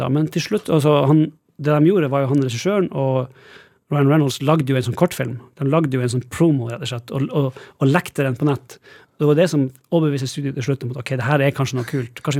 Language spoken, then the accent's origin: Norwegian; Northern Norway, Norway; Kanskje det at jeg kommer fra Nord-Norge, jeg vet ikke